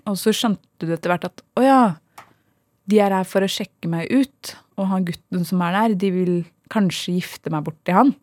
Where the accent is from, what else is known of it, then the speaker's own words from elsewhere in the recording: Sande, Vestfold, Norway; vi vokste opp i Sande